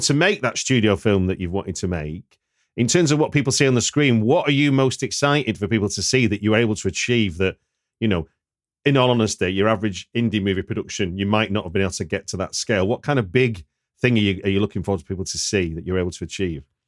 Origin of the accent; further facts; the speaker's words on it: Manchester, North West England, United Kingdom; I'm a Manchester boy